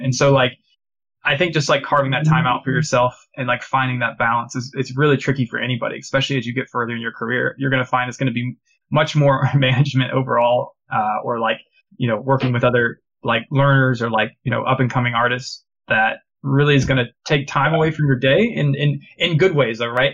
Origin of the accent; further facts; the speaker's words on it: United States; moved away as an adult; now in Canada; I'm originally from the States.